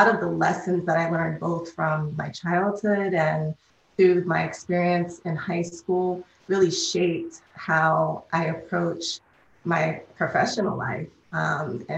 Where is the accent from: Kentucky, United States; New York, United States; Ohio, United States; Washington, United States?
New York, United States; New York City; I'm a native New Yorker. I grew up in Harlem